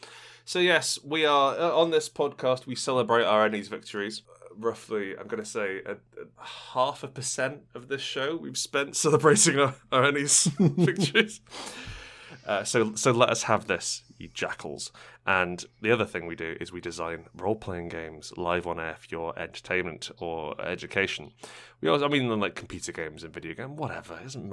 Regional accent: London, United Kingdom; I'm like, yeah, I'm from East London, actually.

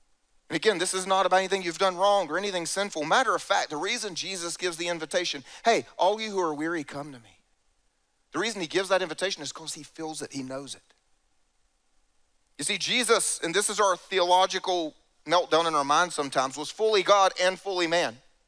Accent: the South, United States; And I grew up here in the South, so just for the fun of it, let me explain.

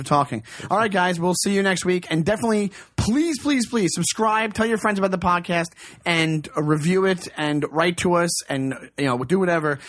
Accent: Long Island, New York, United States; I am from Long Island

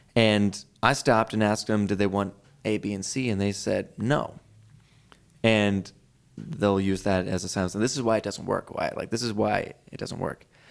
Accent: Philadelphia, Pennsylvania, United States; now in Boise, United States; my hometown of Philadelphia

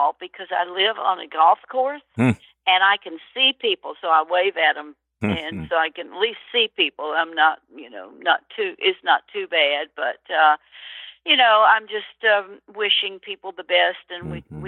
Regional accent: Birmingham, Alabama, United States; moved away; also born or lived in New York City; where I grew up in Birmingham, Alabama

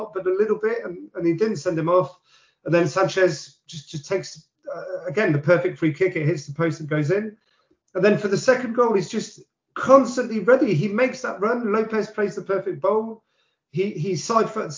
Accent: London, United Kingdom; we're from London.

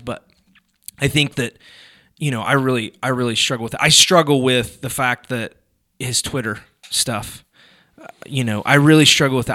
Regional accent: United States; I'm an American

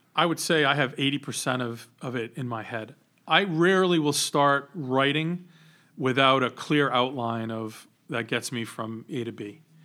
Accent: Johnston, Rhode Island, United States; We grew up in Johnston

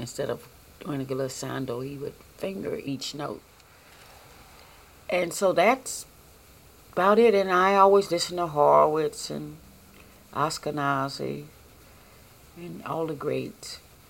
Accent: Chicago, Illinois, United States; I was born in Chicago, Illinois, in 1922.

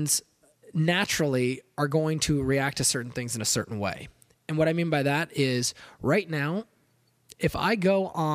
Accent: California, United States; I'm from California

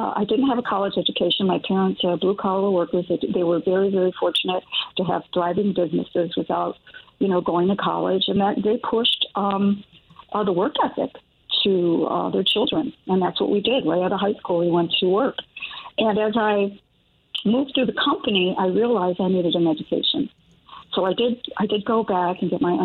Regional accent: Chicago, Illinois, United States; I grew up in Chicago, born and raised in the culture neighborhood

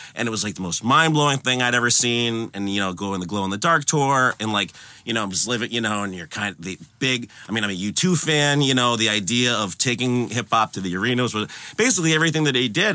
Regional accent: Concord, Massachusetts, United States; I'm from Concord. I'm from the suburbs of Boston

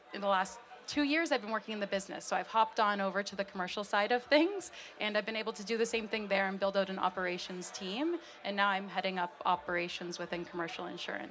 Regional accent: Hamilton, Ontario, Canada; I was born and raised in Hamilton Mountain area

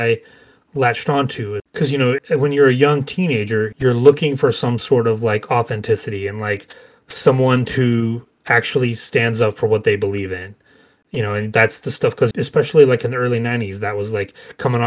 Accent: Georgia, United States; me growing up in Georgia

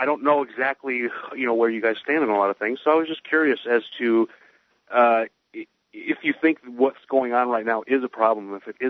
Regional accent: United States; I'm an American, and Americans speak English, period.

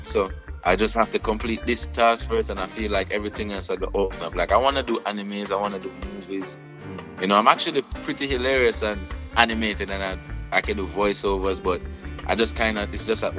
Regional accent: Jamaica; people know I'm Jamaican.

